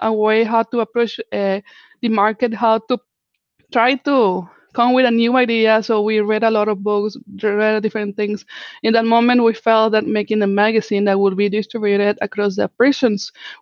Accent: Mexico; first language Spanish; English is a second language; moved away; I am actually from Mexico

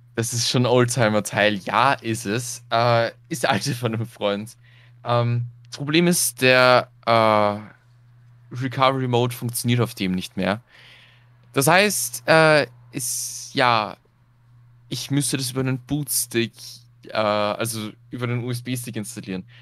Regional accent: Austria; Bei uns in Österreich

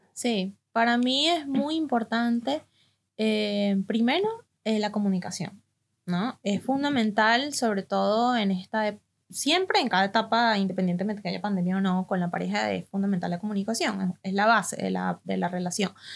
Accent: Venezuela; now in Argentina; nosotras que venimos desde Venezuela

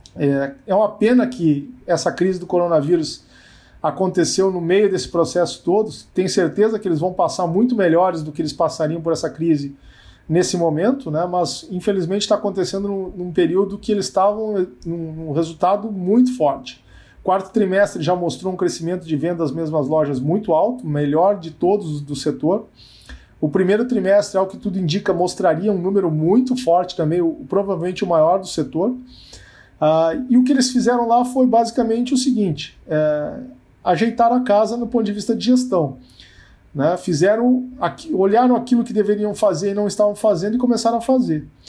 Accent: Rio Grande do Sul, Brazil; eu sou muito perguntado, né, como gaúcho

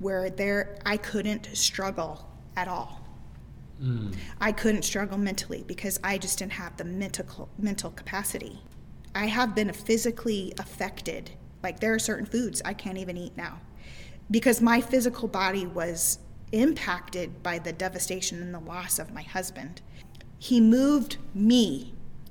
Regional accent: Midwest, United States; I was raised in the Midwest my entire life

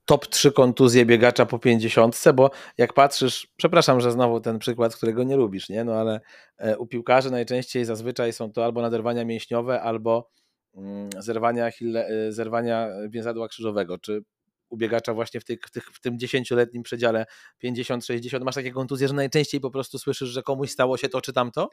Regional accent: Płock, Masovian Voivodeship, Poland; ja jestem z Polska i dzisiaj mój Płock

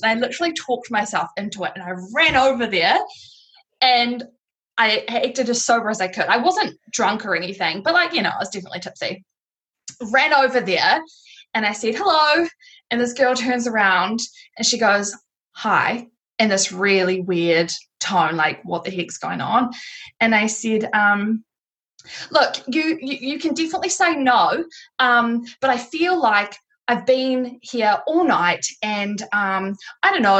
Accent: Tauranga, Bay of Plenty, New Zealand; I've moved back to Tauranga, which is my hometown.

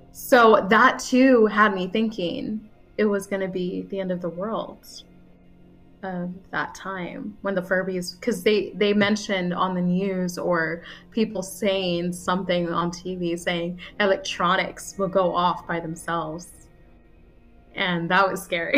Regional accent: United States; I was born in America and I speak kind of funny in English

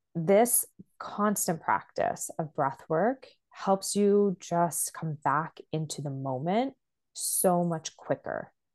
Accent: Canada; I'm Canadian

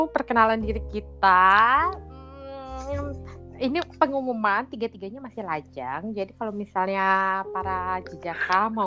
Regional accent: Jakarta, Indonesia; moved away as an adult; Jakarta tinggal di Jakarta tapi gue harus pindah demi udah lebih tepatnya gue harus merantau ke Jogja untuk kuliah.

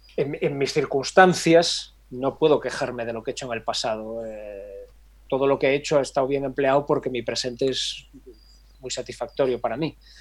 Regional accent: Galicia, Spain; soy muy gallego

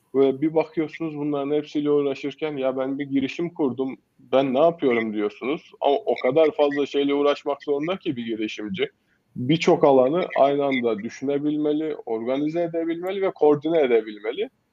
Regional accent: Kayseri Province, Turkey; Esasen Kayseriliyim. Ee, öğrencilik hayatım yine Kayseri'de geçti.

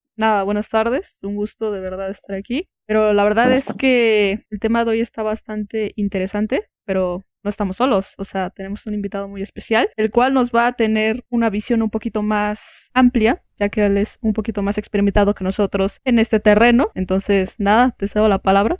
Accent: Mexico; nosotros que estamos aquí como mexicanos

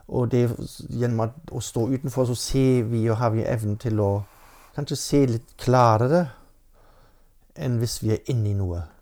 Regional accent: Germany; Norwegian is a second language; moved away as an adult; now in Norway; Jeg har vokst opp i Tyskland ja. med norsk mor, så det var en helt normal familie ute på landet.

